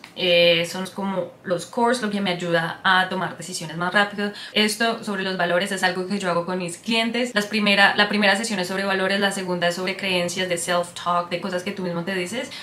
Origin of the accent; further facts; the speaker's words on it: Colombia; first language Spanish; moved away as an adult; also born or lived in San Francisco, United States; now in Australia; soy colombiana, eh, pero vivo en Australia ya hace 5 años